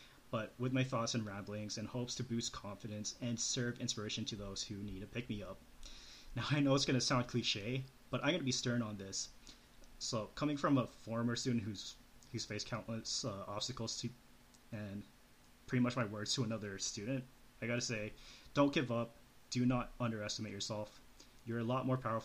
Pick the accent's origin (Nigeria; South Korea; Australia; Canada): Canada; Calgary, Alberta; moved away as an adult; also born or lived in Loma Linda, California; I was born and raised in Calgary, Alberta, Canada, and moved to Loma Linda, California late 2011 to pursue my studies in IT.